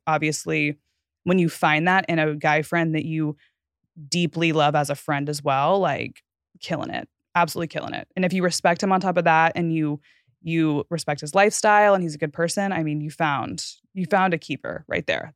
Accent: Fort Worth, Texas, United States; moved away as an adult; I grew up in the gated community directly across the street from this school

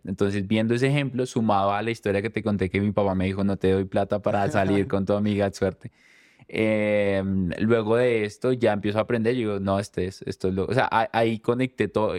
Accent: Chocontá, Cundinamarca, Colombia; Yo crecí en un pueblo cerca de Bogotá que se llama Chocontá

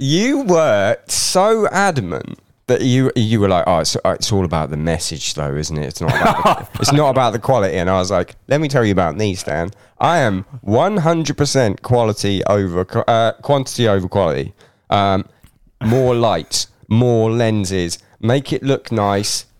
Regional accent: England, United Kingdom; moved away as an adult; now in Scotland; I was brought up in England

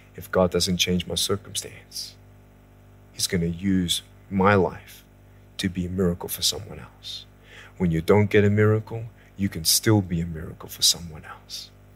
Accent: Australia; moved away as an adult; now in California, United States; I was born in Australia in nineteen eighty-two, moved from Australia to California in the year two thousand and six

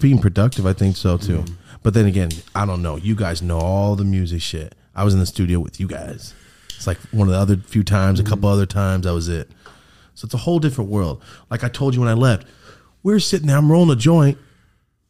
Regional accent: Merced, California, United States; I'm from Merced, like up in the fucking ghetto of California

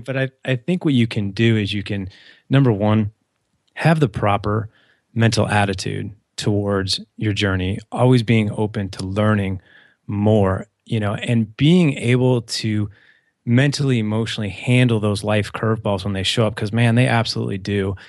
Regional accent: St. Louis, Missouri, United States; I grew up in Saint Louis, so Midwest.

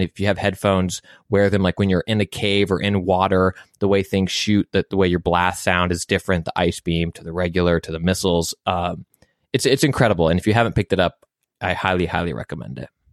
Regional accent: United States; as an American

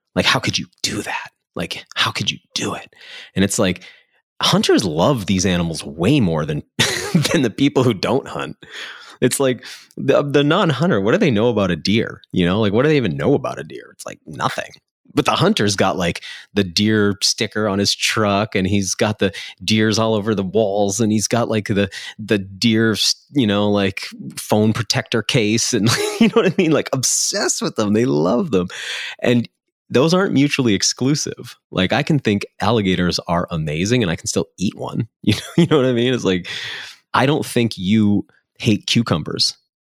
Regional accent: New England, United States; I grew up in New England

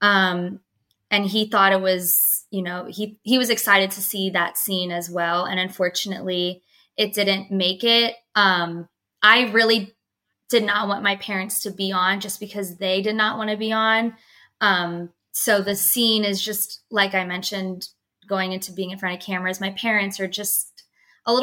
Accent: Pennsylvania, United States; now in Dallas, United States; I am originally from Pennsylvania, so my parents and my sister are not living in Texas

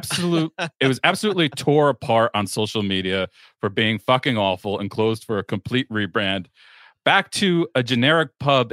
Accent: Glasgow, Scotland, United Kingdom; Two bars in my hometown of Glasgow, Scotland, The first one is called Lebowski's.

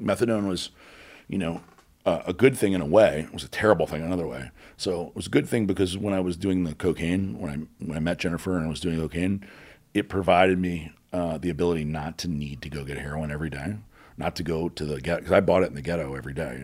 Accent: New Orleans, Louisiana, United States; moved away as an adult; also born or lived in Houston / Tampa / Boca Raton; where I grew up in New Orleans

